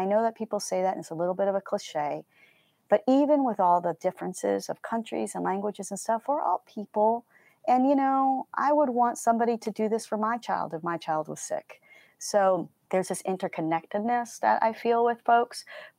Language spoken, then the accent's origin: English; Colombia; So my parents were missionaries, and I grew up in Colombia, South America.